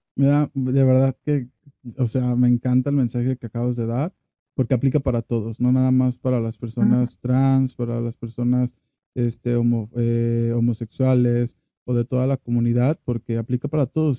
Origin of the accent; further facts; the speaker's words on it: Dimas, Sinaloa, Mexico; now in Guadalajara, Mexico; yo también nací en un pueblo, ¿no? Es un pueblo que ni, van a conocer, se llama Dimas en Sinaloa